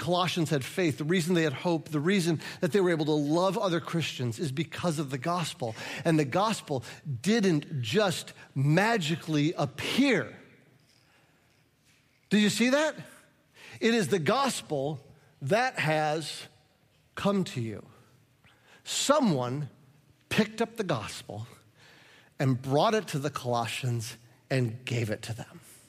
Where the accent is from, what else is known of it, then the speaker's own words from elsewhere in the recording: Midwest, United States; because I'm a Midwesterner, I almost don't want to tell you the compliment